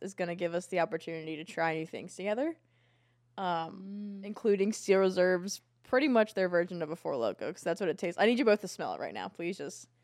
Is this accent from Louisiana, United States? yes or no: no; Virginia Beach, Virginia, United States; born or raised there; also born or lived in Atlanta, Georgia